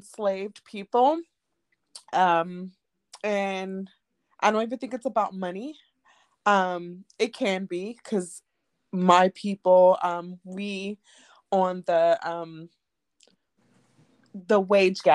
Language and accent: English; Oakland, California, United States; now in Jacksonville, United States; I'm from Oakland, California, currently living in Jacksonville